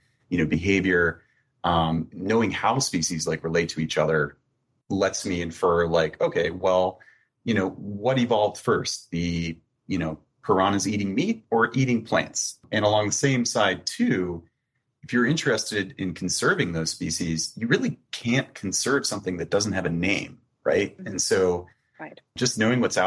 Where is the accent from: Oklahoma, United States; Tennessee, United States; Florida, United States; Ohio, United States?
Florida, United States; moved away; I'm like originally from Florida